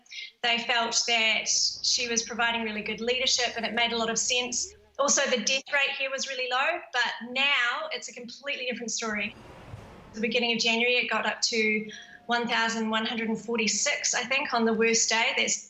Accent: Wellington, New Zealand; now in Dormagen, Germany; I'm from Wellington and I live in Dormagen between Dusseldorf and Cologne in Germany.

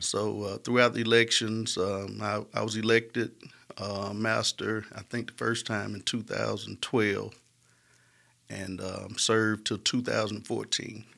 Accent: Smithfield, Alabama, United States; I was raised in Smithfield

